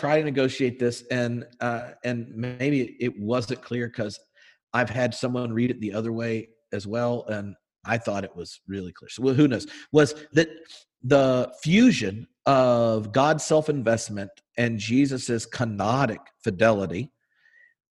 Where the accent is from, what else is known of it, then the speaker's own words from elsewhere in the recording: the South, United States; we grew up in the South